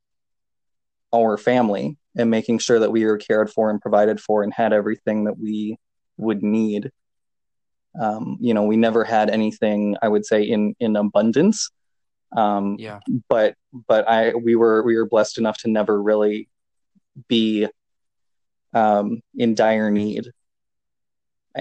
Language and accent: English; Chamberlain, South Dakota, United States; my hometown was the starting point